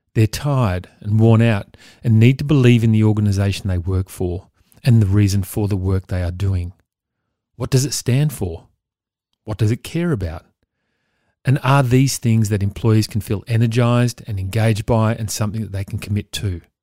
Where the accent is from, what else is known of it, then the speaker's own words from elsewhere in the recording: Victoria, Australia; my home state of Victoria